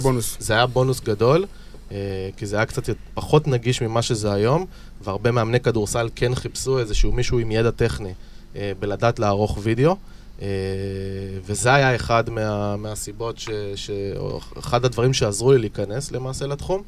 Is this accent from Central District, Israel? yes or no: no; Holon, Tel Aviv District, Israel; אני גר באזור, גדלתי באזור, למדתי בחולון